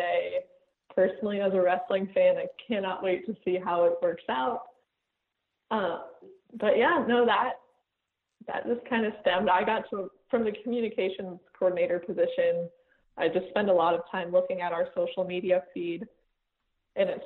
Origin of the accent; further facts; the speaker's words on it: Iowa, United States; I'm from Iowa